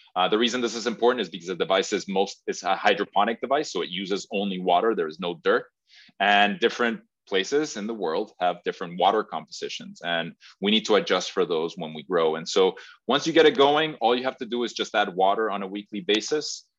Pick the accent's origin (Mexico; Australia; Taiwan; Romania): Mexico; now in Massachusetts, United States; I'm originally from Mexico